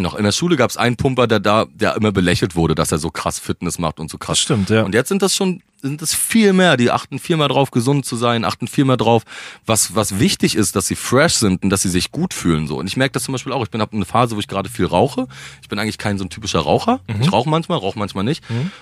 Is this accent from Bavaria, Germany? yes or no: no; Rostock, Mecklenburg-Vorpommern, Germany; moved away as an adult; also born or lived in Berlin; ich bin Rostocker, meine Familie ist da, aber meine ganze, der Ursprung meiner Familie, kommen alle aus Berlin